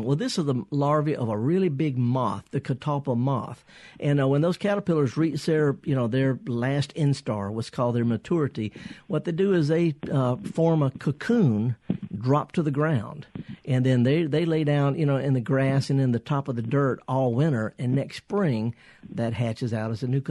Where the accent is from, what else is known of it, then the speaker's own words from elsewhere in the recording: the South, United States; we're from the South